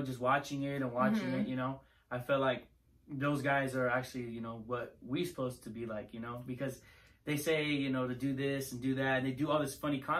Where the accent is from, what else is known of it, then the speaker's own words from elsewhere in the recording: California, United States; I was born in Chino Hills.